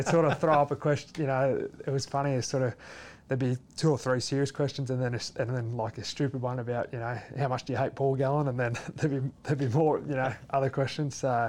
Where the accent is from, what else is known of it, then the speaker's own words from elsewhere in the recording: Leeton, New South Wales, Australia; moved away; also born or lived in Wagga Wagga / Canberra; I was born in Wagga Wagga, but I actually grew up in Leeton.